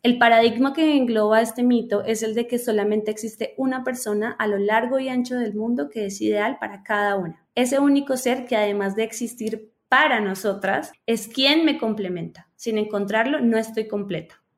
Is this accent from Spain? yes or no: no; Colombia; como buena colombiana